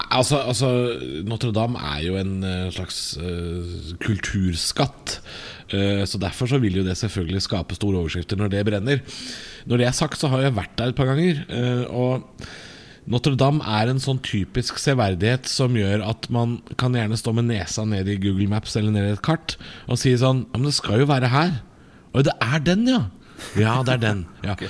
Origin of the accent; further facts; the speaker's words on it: Drammen, Buskerud, Norway; Drammen, min hjemby